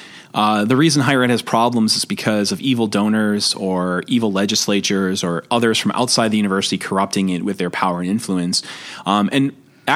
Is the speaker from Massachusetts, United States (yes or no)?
yes; Boston, Massachusetts, United States; I'm from Boston